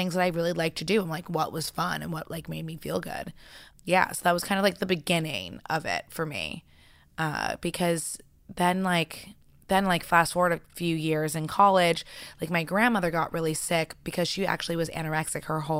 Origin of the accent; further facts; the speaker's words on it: New York City, New York, United States; So I actually was in the ballet world growing up in New York City, super competitive.